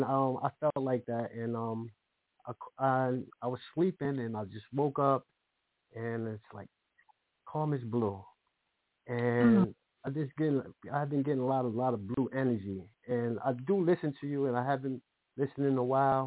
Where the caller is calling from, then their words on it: New Jersey, United States; I'm calling from New Jersey.